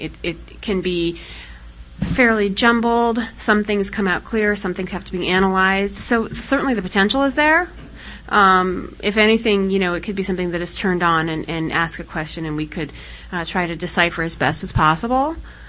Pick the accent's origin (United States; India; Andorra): United States; Colorado; moved away; I'm from Colorado